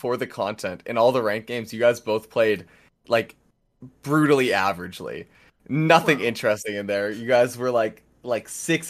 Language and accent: English; Canada; I'm Canadian.